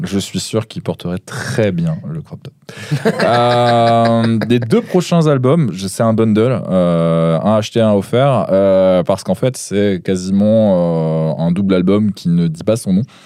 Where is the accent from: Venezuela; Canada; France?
France; the North, northern France; je suis du Nord.